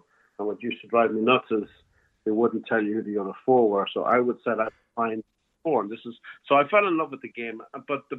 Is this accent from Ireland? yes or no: yes; Cavan, Ulster, Ireland; moved away as an adult; also born or lived in New York; now in Florida, United States; I'm from Cavan